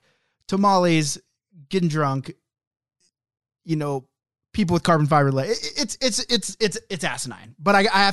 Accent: Oklahoma City, Oklahoma, United States; moved away; That's my hometown

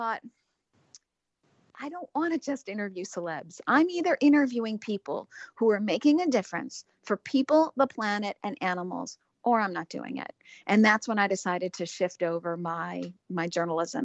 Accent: Chicago, Illinois, United States; I'm from Chicago originally

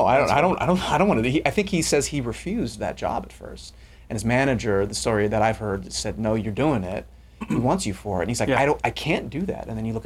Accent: Long Beach, California, United States; I grew up in Long Beach, grew up in Southern California, so we had nice temperate summers.

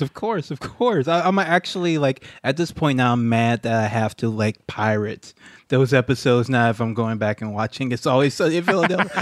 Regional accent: Baton Rouge, Louisiana, United States; moved away; also born or lived in Japan; my hometown, Baton Rouge, Louisiana

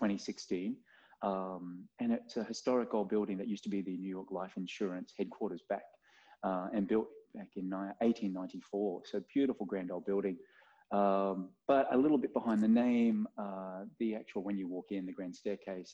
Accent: Australia; moved away as an adult; now in Chicago, United States; I born and raised in Australia.

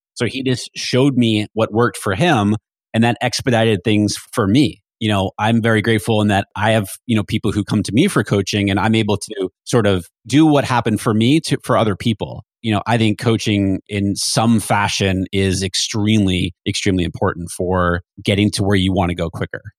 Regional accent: New Hampshire, United States; moved away; I grew up in New Hampshire

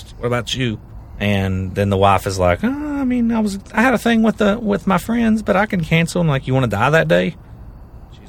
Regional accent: Kentucky, United States; I'm also from Kentucky

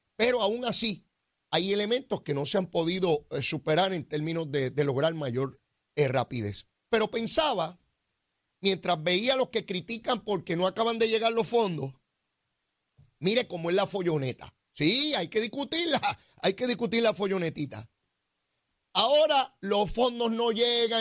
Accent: Puerto Rico

